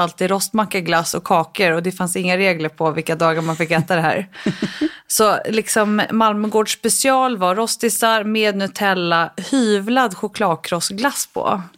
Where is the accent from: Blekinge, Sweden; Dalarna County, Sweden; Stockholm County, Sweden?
Stockholm County, Sweden; Stockholm; also born or lived in London / New York; I Stockholm